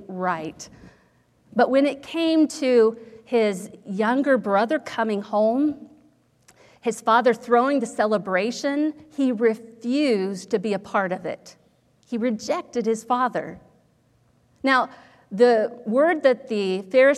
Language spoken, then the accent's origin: English; Ohio, United States; when I was growing up in Ohio